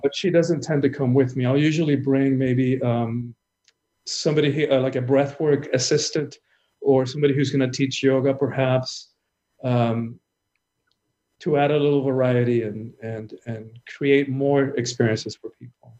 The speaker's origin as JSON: {"language": "English", "country": "Cuba", "tie": "born or raised there", "said": "I'm from the Caribbean. I'm, I'm Cuban born"}